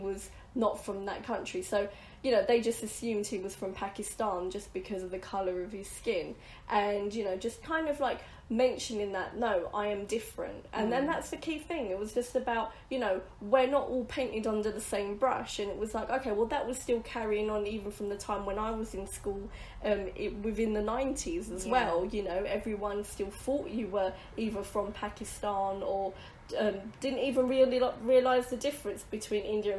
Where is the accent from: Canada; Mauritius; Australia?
Mauritius; now in London, United Kingdom; we're from Mauritius